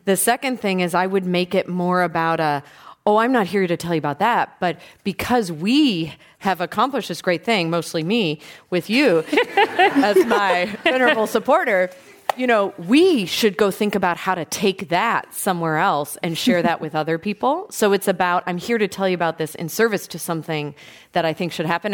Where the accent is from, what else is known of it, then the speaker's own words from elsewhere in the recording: Chicago, Illinois, United States; my hometown of Chicago